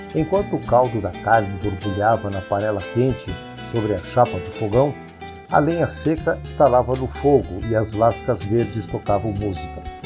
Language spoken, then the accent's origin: Portuguese; Colorado, Rio Grande do Sul, Brazil; moved away; also born or lived in Porto Alegre; quando eu vivia na minha terra natal, a cidade gaúcha de Colorado